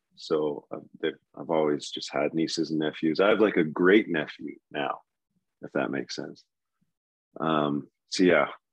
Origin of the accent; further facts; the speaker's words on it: Red Deer, Alberta, Canada; moved away as an adult; also born or lived in Winnipeg / Ottawa; now in Calgary, Canada; I grew up in Red Deer, Alberta, and uh, you notice, I'm not there anymore